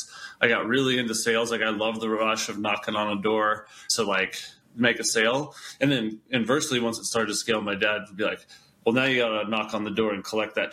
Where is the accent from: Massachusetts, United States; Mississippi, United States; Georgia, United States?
Georgia, United States; now in Boulder, United States; I grew up in Georgia.